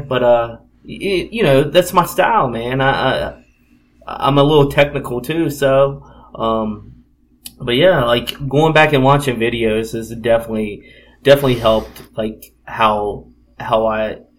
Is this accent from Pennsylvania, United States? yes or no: yes; Philadelphia, Pennsylvania, United States; Me being from Philadelphia and talking how good of Philadelphia was. Philadelphia is my hometown and everything.